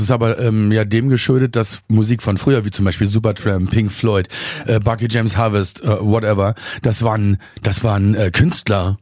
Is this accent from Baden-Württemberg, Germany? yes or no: no; Berlin, Germany; now in Kiel, Germany; ich bin ja auch kein geborener Kieler. Ich komme ja aus Berlin eigentlich